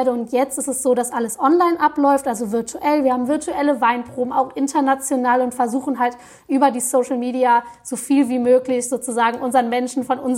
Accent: Walporzheim, Rhineland-Palatinate, Germany; Also mit dem Heimatbegriff ganz persönlich verbinde ich natürlich erstmal meine Heimat zu Hause, also die A und mein Heimatort Weiporzheim und meine Familie, weil das ist meine Heimat.

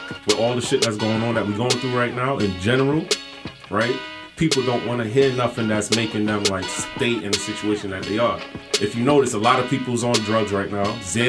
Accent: New York, United States; I'm from New York.

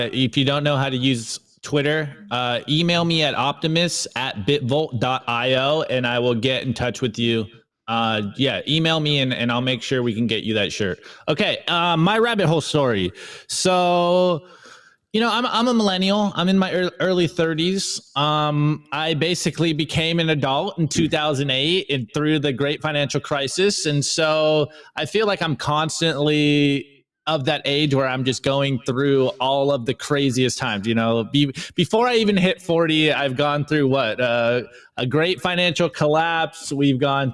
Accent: California, United States; I'm from California.

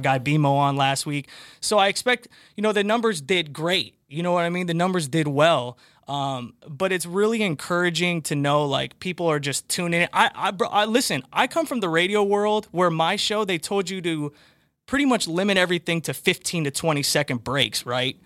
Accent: California, United States; now in Boston, United States; you lived in California, specifically my hometown

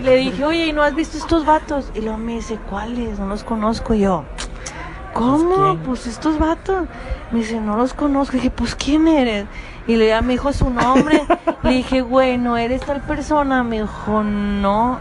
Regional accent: Monterrey, Nuevo León, Mexico; accent: Regia; me dicen que yo tengo el acento más marcado de Regia

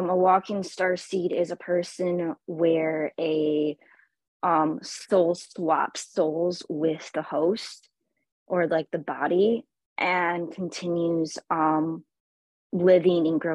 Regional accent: Michigan, United States; I am from the United States, originally from the state of Michigan

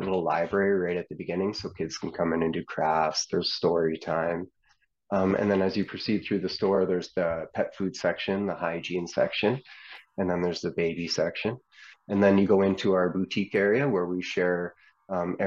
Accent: Edmonton, Alberta, Canada; now in Wetaskiwin, Canada; I'm from Edmonton.

